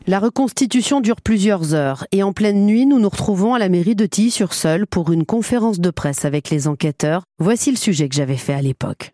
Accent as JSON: {"language": "French", "region": "Brittany", "country": "France", "moved": "as an adult", "lives_now": "Caen, France", "said": "Je suis bretonne"}